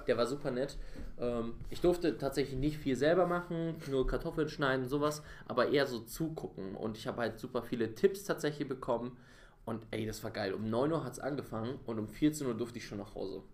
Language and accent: German; Bavaria, Germany; accent: Bavarian; now in Berlin, Germany; meine Kindheit in Bayern war perfekt, wirklich. Also es hätte besser nicht laufen können, weil ich einfach in so einer Blase aufgewachsen bin.